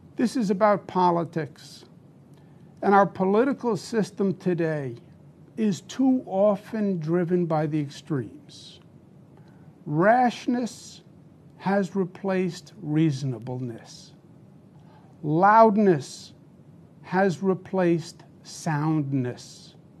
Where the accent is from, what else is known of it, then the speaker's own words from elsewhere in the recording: New York, United States; I'm a New, New Yorker, born and bred